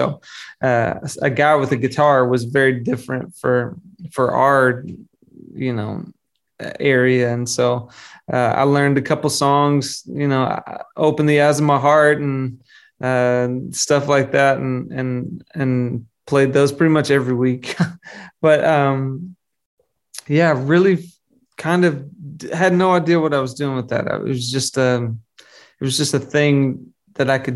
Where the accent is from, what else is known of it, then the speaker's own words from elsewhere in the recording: Arkansas, United States; I grew up in Arkansas, which is the middle of the country